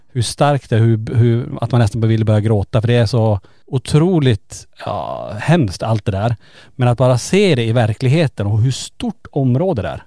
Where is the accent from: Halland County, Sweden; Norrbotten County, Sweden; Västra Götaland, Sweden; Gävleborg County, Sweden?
Norrbotten County, Sweden; Kiruna; är vi ju födda och uppvuxna i Kiruna